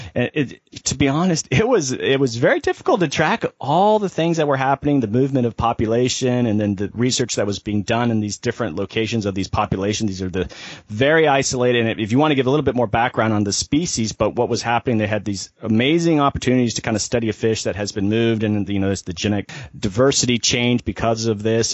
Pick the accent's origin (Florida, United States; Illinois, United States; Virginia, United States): Florida, United States; I'm from Florida